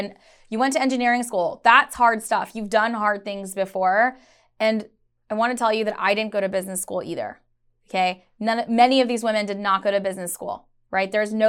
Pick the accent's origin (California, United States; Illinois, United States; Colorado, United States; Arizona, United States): Illinois, United States; Chicago; born there; also born or lived in Karachi; I was a daughter of an immigrant, and so I know the struggles firsthand. I was born in Chicago, but I moved to Karachi. I moved back to the States.